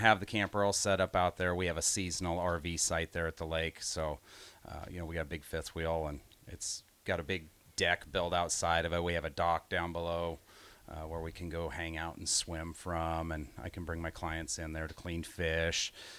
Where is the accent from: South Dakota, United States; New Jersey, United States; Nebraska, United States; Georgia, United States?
Nebraska, United States; Grand Island; also born or lived in Hickman, Nebraska; I grew up in Grand Island